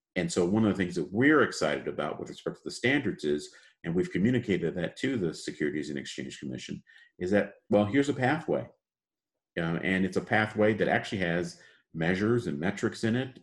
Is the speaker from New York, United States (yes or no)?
no; Chicago, Illinois, United States; also born or lived in Detroit, Michigan; born and raised in the United States, uh, in Chicago